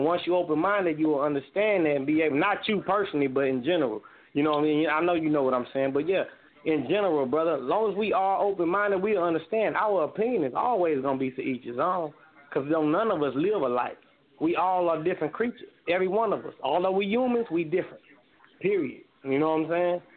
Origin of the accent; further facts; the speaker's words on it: the South, United States; also born or lived in Indiana; I'm from the South, so we say yes, sir, no, ma'am.